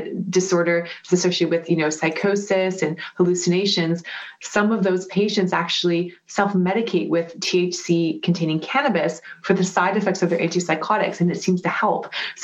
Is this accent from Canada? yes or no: yes; Vancouver, British Columbia, Canada; moved away; I'm from Vancouver